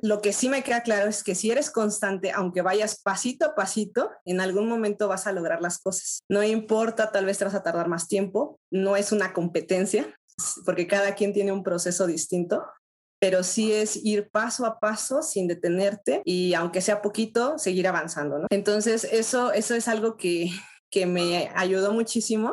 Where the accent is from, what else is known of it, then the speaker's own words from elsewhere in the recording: Mexico; soy de México, tengo 33 años